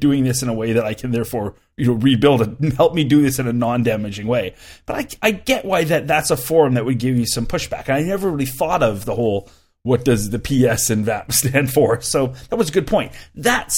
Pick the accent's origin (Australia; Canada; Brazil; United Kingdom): Canada; I'm a Canadian